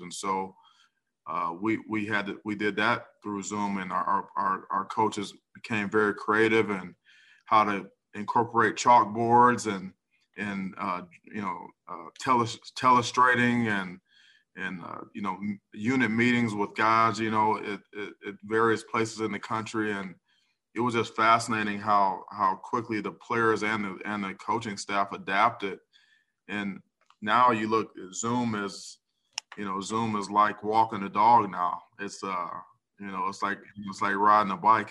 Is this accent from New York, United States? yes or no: no; Cleveland, Ohio, United States; my hometown Brownies